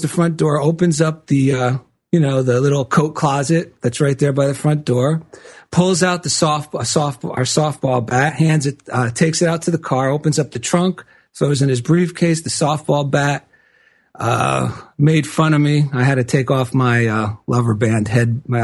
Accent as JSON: {"language": "English", "region": "New Jersey", "country": "United States", "tie": "born or raised there", "moved": "yes", "lives_now": "Culver City, United States", "said": "I grew up back in New Jersey"}